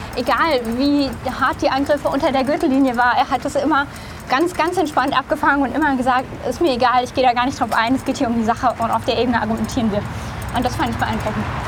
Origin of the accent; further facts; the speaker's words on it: Baden-Württemberg, Germany; also born or lived in Rhineland-Palatinate / Canada; now in Brandenburg, Germany; ich bin in Rheinland-Pfalz geboren, äh, in großen Teilen der, von Baden-Württemberg dann sozusagen aufgewachsen, beziehungsweise habe da eine Weile